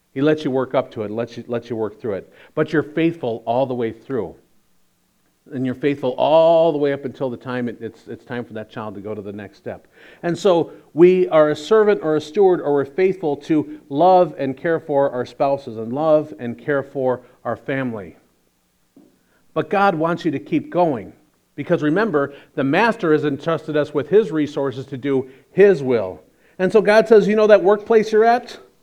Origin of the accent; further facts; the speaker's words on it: Chicago, Illinois, United States; we're from Chicago